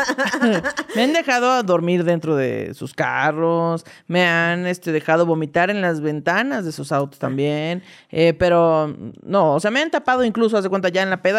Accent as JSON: {"language": "Spanish", "region": "State of Mexico", "country": "Mexico", "tie": "born or raised there", "also_born_or_lived": "Veracruz"}